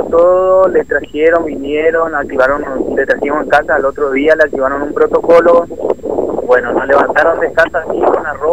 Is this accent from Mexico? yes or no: no; Riacho, Formosa, Argentina; porque nosotros nosotros no somos de Clorinda